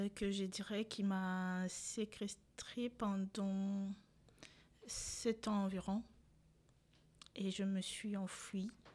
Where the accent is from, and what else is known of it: DR Congo; born or raised there; moved away as an adult; also born or lived in Rwanda; now in France